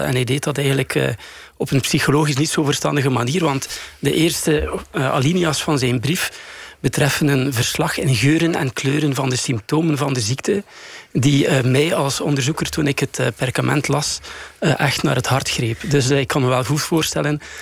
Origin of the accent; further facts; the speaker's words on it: Bruges, Flanders, Belgium; in mijn thuisstad Brugge